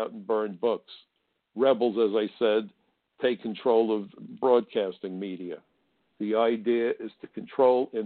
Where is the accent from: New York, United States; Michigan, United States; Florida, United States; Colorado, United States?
New York, United States; New York City; I come from Brooklyn, where schoolyard fistfights were not uncommon